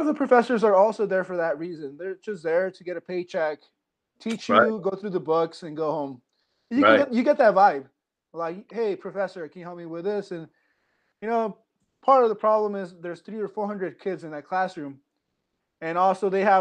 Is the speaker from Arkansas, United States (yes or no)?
no; Quincy, Washington, United States; also born or lived in Central California; I grew up in Quincy, Washington